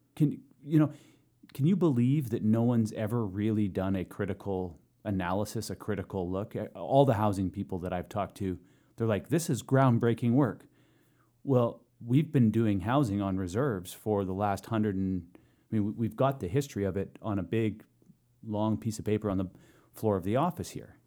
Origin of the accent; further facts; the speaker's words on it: Tsartlip First Nation reserve, British Columbia, Canada; I've lived on reserve my entire life. Um, born there, brought home there a couple weeks out